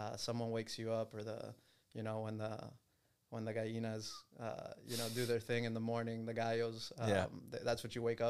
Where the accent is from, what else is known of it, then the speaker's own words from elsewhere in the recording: Miami, Florida, United States; I was born and raised in Miami, grew up here, still live here.